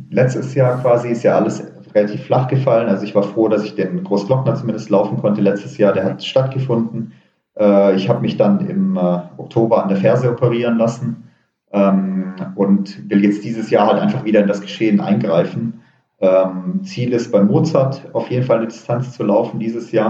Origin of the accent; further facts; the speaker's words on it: Baden-Württemberg, Germany; also entweder gehe ich zurück in Schwarzwald, äh, wo ich herkomme, oder ich ziehe irgendwo Richtung Berg.